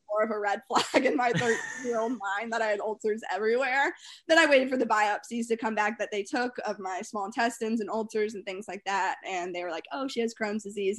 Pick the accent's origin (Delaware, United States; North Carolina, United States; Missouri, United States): North Carolina, United States; Winston-Salem; growing up in North Carolina